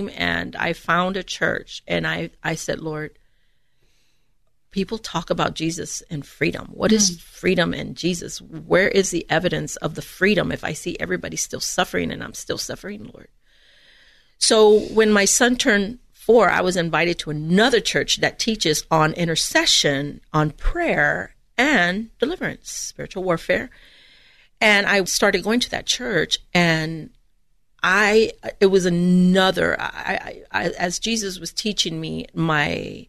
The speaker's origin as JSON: {"language": "English", "town": "Edinburg", "region": "Texas", "country": "United States", "said": "I'm from the Rio Grande Valley, so I'm from South Texas, Edinburgh, Texas"}